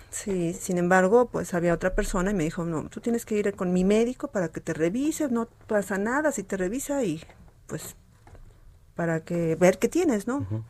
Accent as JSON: {"language": "Spanish", "country": "Mexico", "said": "como buena mexicana que somos"}